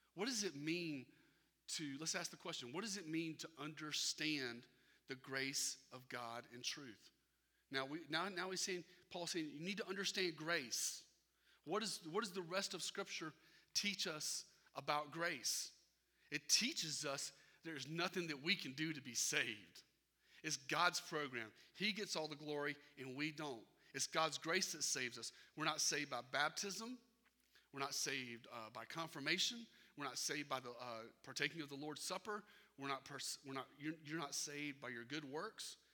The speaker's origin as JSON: {"language": "English", "town": "Irmo", "region": "South Carolina", "country": "United States", "tie": "born or raised there", "moved": "as an adult", "said": "I grew up in Irmo"}